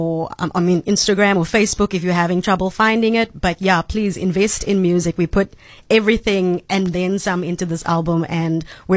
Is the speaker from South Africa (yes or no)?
yes; South Africa; I'm from South Africa